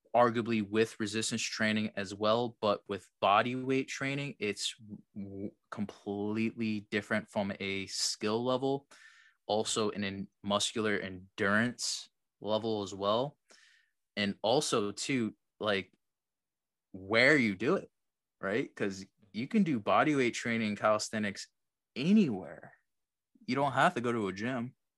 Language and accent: English; New Jersey, United States; I'm from Jersey